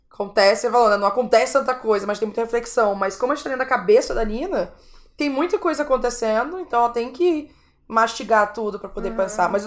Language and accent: Portuguese; Brazil; eu sou brasileira, sou francesa